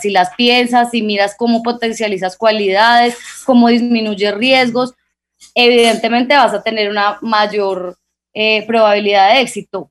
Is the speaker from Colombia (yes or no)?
yes; Guamo, Tolima, Colombia; somos tolimenses, somos del Guamo, Tolima